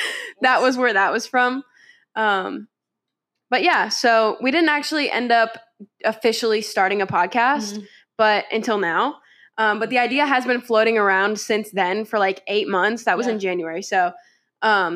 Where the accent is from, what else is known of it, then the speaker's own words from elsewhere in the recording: Charlotte, North Carolina, United States; we're from Charlotte, North Carolina